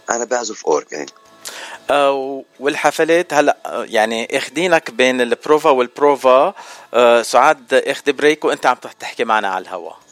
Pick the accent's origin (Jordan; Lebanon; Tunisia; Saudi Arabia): Lebanon; moved away; انه انا جاي من لبنان قبلك بخمس سنين بس رايح زيارات على لبنان